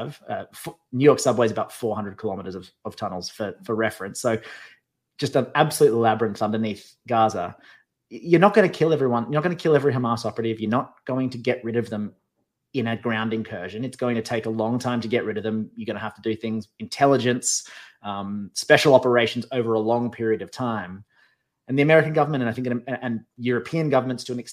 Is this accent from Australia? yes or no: yes; Australia; moved away as an adult; now in United States; I am still Australian. I live in America, but I am still I'm still a citizen of my country of birth